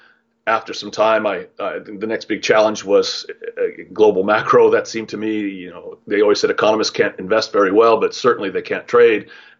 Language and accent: English; California, United States; moved away as an adult; I'm a sixth generation Californian, maybe start with that, very proud, and happy to have been able to come back to my hometown to live.